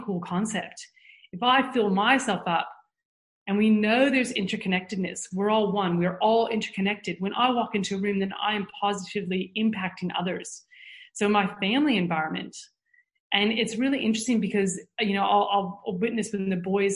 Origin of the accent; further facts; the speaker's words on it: United States; moved away; growing up in the States